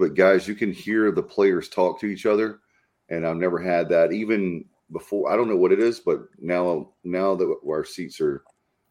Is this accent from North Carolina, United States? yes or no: yes; North Carolina, United States; I'm from North Carolina